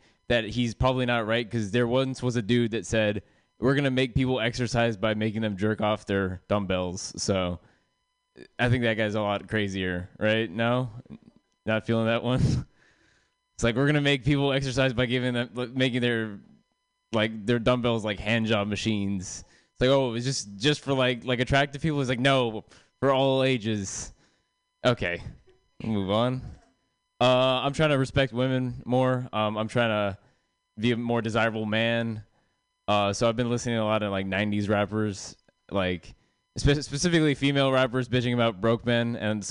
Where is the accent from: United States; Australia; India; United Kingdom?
India; I am Indian, obviously.